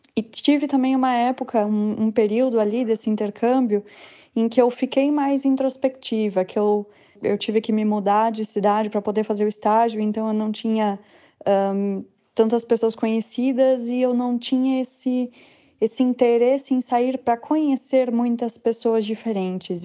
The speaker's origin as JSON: {"language": "Portuguese", "region": "Santa Catarina", "country": "Brazil", "moved": "yes", "lives_now": "Minas Gerais, Brazil", "said": "Eu sou de Santa Catarina, mas moro hoje em Minas Gerais."}